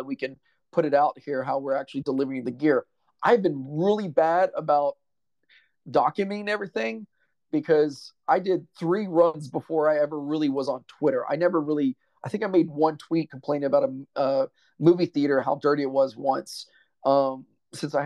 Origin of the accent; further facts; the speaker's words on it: United States; being an American